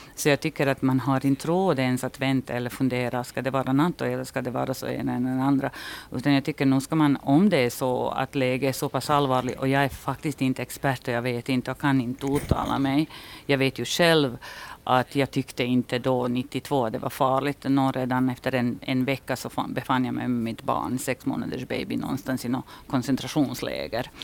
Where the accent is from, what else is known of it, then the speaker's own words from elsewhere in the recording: Kozarac, Republika Srpska, Bosnia & Herzegovina; now in Finland; min hemstad ligger mitt i Republika Srpska. Och vi var ju en litet ställe som hette Kozarec